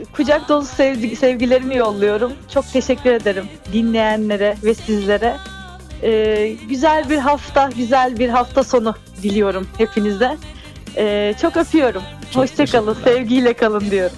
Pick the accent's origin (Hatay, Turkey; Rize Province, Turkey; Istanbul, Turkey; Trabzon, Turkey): Istanbul, Turkey; also born or lived in Artvin (family origin); now in Izmir, Turkey; doğum yerim tabii ki de İstanbul. Hani orada e, doğdum, Bahçeli Evler'de doğdum ama kökenim hep e, Karadeniz'de